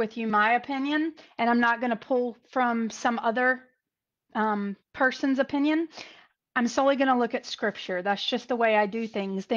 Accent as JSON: {"language": "English", "region": "North Carolina", "country": "United States", "tie": "born or raised there", "said": "North Carolina. My home state, where I'm from, or as we call it, North Kakalaki."}